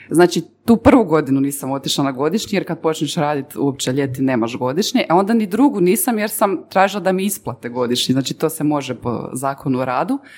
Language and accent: Croatian; Herzegovina, Bosnia & Herzegovina; ja sam Hercegovac